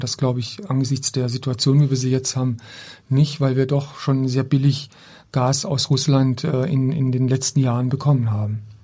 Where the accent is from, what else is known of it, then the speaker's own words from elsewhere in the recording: Black Forest, Baden-Württemberg, Germany; moved away; meiner Heimatstadt. Ich komme ja aus einem kleinen Ort im Schwarzwald